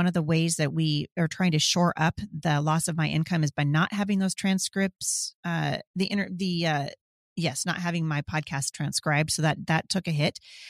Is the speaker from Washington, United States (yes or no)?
yes; Washington, United States; Yep, I'm hearing it's going to happen in Washington State too. I love my home state, but I'm sick to my stomach about what's going on here.